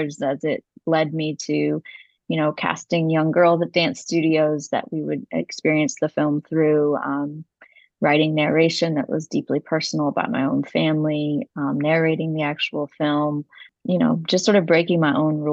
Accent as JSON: {"language": "English", "region": "West Virginia", "country": "United States", "tie": "born or raised there", "said": "West Virginia, the state I grew up"}